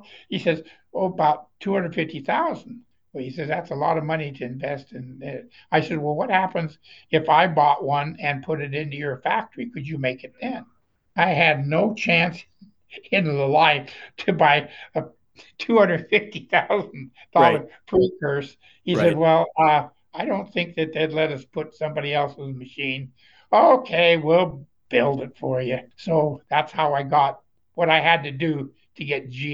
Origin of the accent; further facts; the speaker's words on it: Woodland, Washington, United States; I'm from Woodland, Washington.